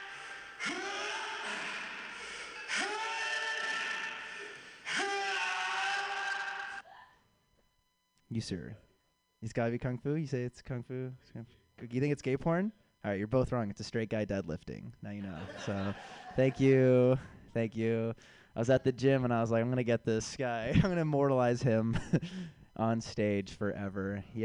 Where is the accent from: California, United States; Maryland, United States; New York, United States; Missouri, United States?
California, United States; San Francisco; now in Chicago, United States; I was born and raised here in San Francisco